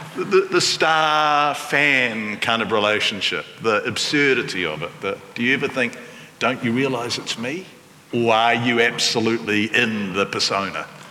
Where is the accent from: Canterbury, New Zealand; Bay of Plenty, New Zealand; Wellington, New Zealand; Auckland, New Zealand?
Wellington, New Zealand; growing up in Wellington